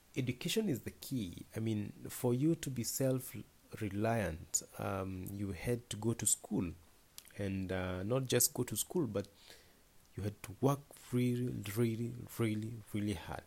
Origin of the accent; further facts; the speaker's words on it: Naivasha, Nakuru County, Kenya; I was born in Naivasha, uh, in a very remote village called Dabibi.